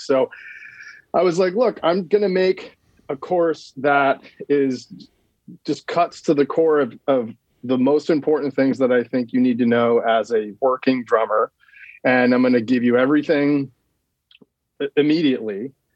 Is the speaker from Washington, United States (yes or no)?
no; Sonoma County, Northern California, United States; now in Los Angeles, United States; Sonoma County, like kind of where I grew up in NorCal